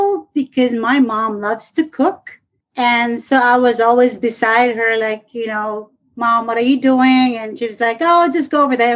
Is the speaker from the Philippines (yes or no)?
yes; northern Philippines, Philippines; now in Thailand; this is from my hometown up north of the Philippines